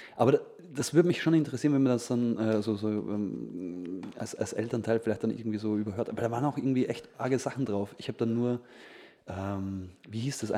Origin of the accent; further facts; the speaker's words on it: Feldkirch, Vorarlberg, Austria; bei uns in Felkirch, ja. war halt so ein, der einzige ja, Plattenladen